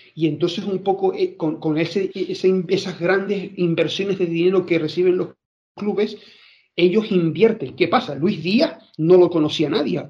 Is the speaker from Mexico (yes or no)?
no; Spain; soy español